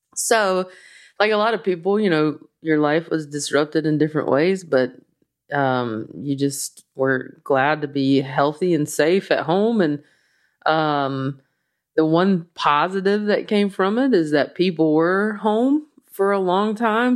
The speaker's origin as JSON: {"language": "English", "region": "the South", "country": "United States", "accent": "slow Southern", "said": "my slow Southern accent"}